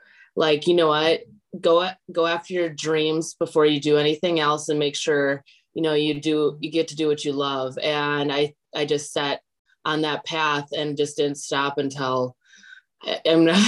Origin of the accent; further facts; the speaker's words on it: Wisconsin, United States; moved away as an adult; now in Los Angeles, United States; I actually am from Wisconsin. I'm from Kokona, Wisconsin, if anyone knows where that is. And I moved to LA about 3.5 years ago